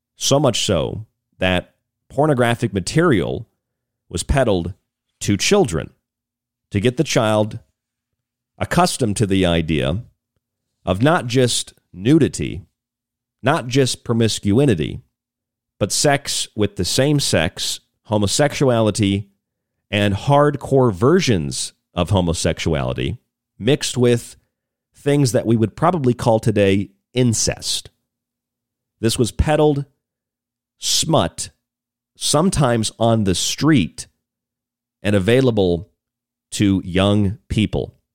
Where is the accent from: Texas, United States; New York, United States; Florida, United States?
Florida, United States; Central; moved away; I grew up there in Central Florida